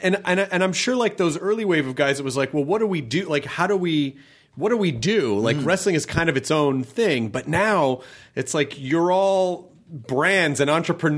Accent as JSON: {"language": "English", "town": "Memphis", "region": "Tennessee", "country": "United States", "tie": "born or raised there", "said": "but you know, I grew up in Memphis"}